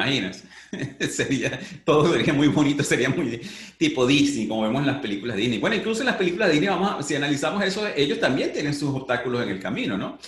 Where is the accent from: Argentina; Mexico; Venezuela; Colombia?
Venezuela; moved away; nací en Venezuela